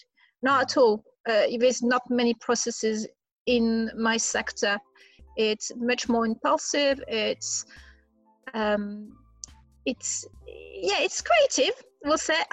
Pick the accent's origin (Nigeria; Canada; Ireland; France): France; accent: French; moved away as an adult; also born or lived in London, United Kingdom; now in United Kingdom; You will guess by my accent, I'm French. I'm also British, but I'm mainly French. I've been in UK for over 20 years